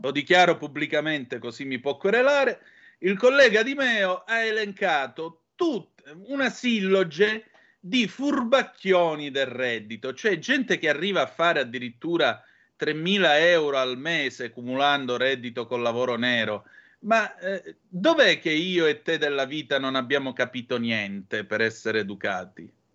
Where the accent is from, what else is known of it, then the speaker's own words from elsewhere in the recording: Calabria, Italy; dalle nostre parti